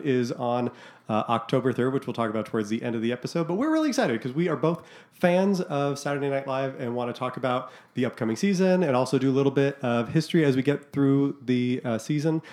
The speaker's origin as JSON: {"language": "English", "town": "Scottsdale", "region": "Arizona", "country": "United States", "tie": "born or raised there", "also_born_or_lived": "Massachusetts", "said": "when we moved to Scottsdale from Massachusetts"}